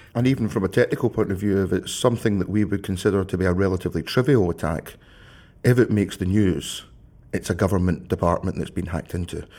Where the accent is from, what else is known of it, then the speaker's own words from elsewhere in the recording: Scotland, United Kingdom; also born or lived in Glasgow; I, I live in Glasgow. You, you will not be surprised, listeners, to know I am Scottish